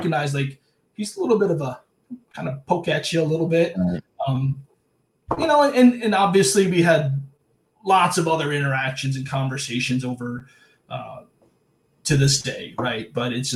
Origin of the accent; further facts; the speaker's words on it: Cleveland, Ohio, United States; moved away; I'm not from an island. I'm from Cleveland.